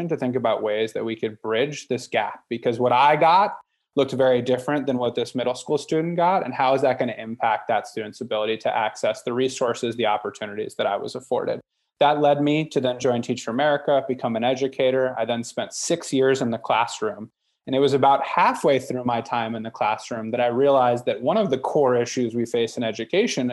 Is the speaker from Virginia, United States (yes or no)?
yes; Northern Virginia, United States; I was born and raised in Northern Virginia